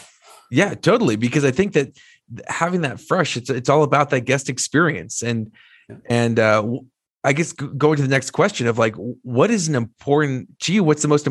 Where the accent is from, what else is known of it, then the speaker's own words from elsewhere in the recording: New Jersey, United States; I'm from Jersey